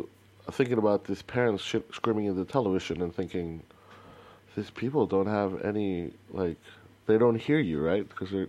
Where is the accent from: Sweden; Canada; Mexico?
Mexico; moved away; when I grew up in Mexico